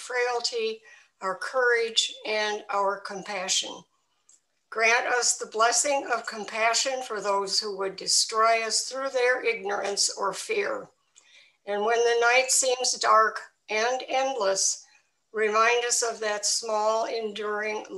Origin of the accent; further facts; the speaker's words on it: Milwaukee, Wisconsin, United States; also born or lived in England / Libya / Norway; now in Vermont, United States; I was born in Milwaukee, Wisconsin, so a Midwestern person to begin